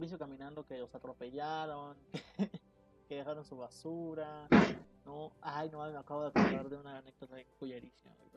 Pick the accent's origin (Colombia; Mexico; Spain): Mexico; somos mexicanos